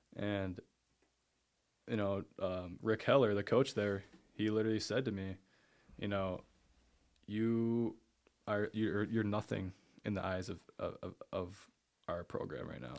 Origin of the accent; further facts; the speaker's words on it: Eau Claire, Wisconsin, United States; I grew up there, went to Eau Claire North